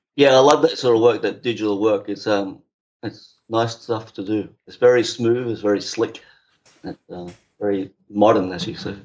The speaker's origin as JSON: {"language": "English", "town": "Brisbane", "region": "Queensland", "country": "Australia", "moved": "as an adult", "lives_now": "British Columbia, Canada", "said": "Brisbane, Australia"}